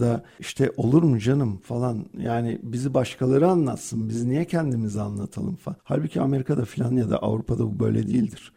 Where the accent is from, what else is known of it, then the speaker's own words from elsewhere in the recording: Turkey; Türk insanı karakterimiz